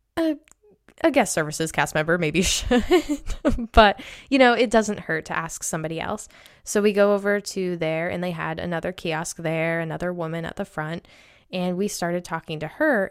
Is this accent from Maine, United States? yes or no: yes; Maine, United States; I'm from Maine